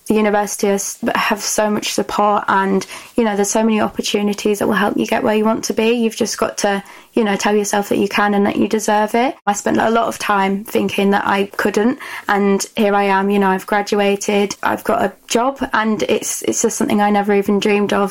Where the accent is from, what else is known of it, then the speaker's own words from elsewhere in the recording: Leeds, Yorkshire and the Humber, United Kingdom; I'm from Leeds